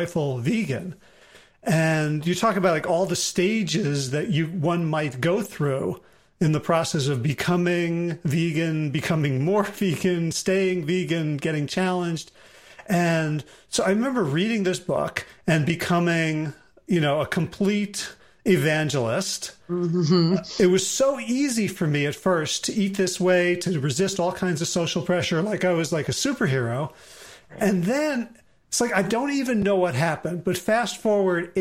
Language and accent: English; South Orange, New Jersey, United States; I grew up in South Orange.